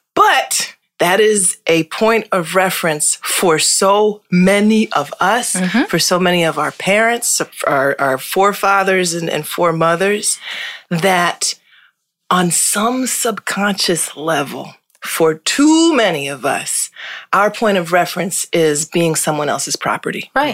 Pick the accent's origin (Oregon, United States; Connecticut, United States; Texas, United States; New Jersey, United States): Connecticut, United States; Hartford; I was born and raised in Hartford, Connecticut